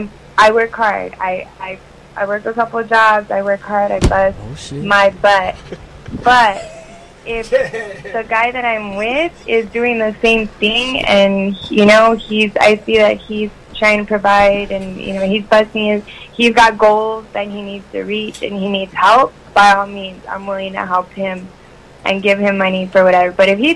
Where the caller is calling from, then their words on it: Los Angeles, California, United States; I'm calling from L.A.